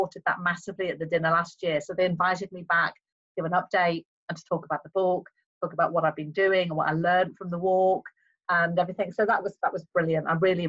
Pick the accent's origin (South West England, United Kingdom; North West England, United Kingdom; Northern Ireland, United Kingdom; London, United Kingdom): North West England, United Kingdom; Liverpool; also born or lived in Plymouth / Cardiff; I'm originally from Plymouth, believe it or not. Yeah. My father was Merchant Navy, so I was born in Plymouth. Then we moved to Cardiff when I was about 3. And then when I was about 7, we moved to Liverpool.